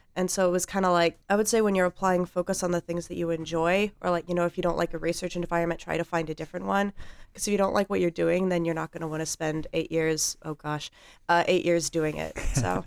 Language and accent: English; Colorado Springs, Colorado, United States; moved away as an adult; also born or lived in Oklahoma; I grew up in Colorado Springs, Colorado